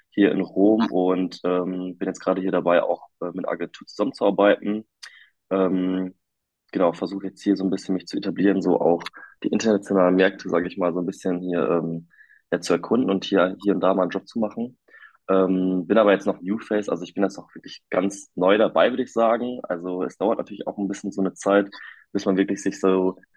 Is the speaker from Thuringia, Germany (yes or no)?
no; North Rhine-Westphalia, Germany; Ich bin äh, 24 Jahre alt und ich komme aus der Nähe von Münster.